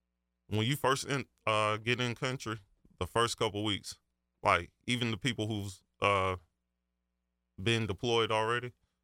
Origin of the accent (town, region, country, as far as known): Marion, South Carolina, United States